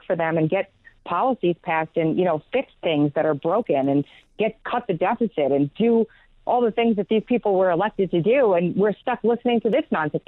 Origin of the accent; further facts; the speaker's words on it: New York, United States; now in South Carolina, United States; I'm from New York originally. I moved out of there down to South Carolina, where I'm at now